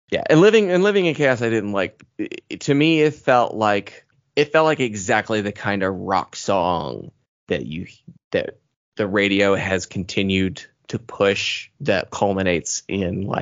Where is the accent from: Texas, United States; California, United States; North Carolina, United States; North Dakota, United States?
California, United States; I mean that probably just comes from growing up in SoCal and just being in Southern California your entire life.